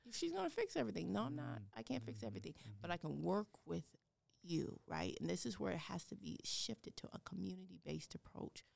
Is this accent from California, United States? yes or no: no; Denver, Colorado, United States; also born or lived in Ames, Iowa; now in West Des Moines, United States; I'm from Denver, Colorado.